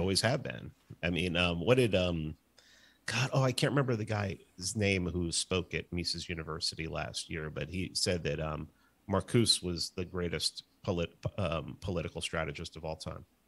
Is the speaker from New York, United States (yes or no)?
yes; New York City, New York, United States; I grew up in the Bronx, in, in New York